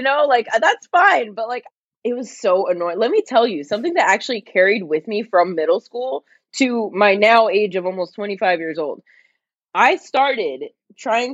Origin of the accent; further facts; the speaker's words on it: New Jersey, United States; moved away as an adult; now in California, United States; I grew up in New Jersey where we actually have seasons, unlike California where I live now